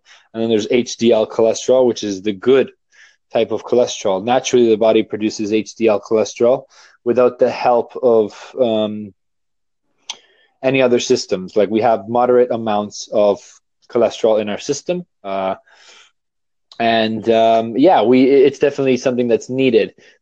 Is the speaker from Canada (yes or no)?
yes; Toronto, Ontario, Canada; I'm from Toronto, Canada.